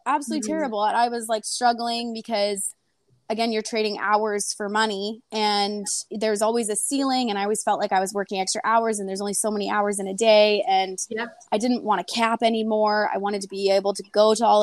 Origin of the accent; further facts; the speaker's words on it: British Columbia, Canada; also born or lived in Kamloops, British Columbia; I am from BC, Canada. I actually was from like a really, really small town, like growing up